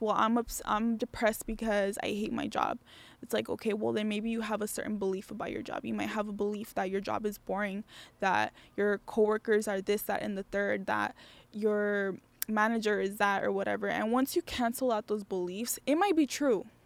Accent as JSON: {"language": "English", "town": "Las Vegas", "region": "Nevada", "country": "United States", "said": "I'm from Vegas"}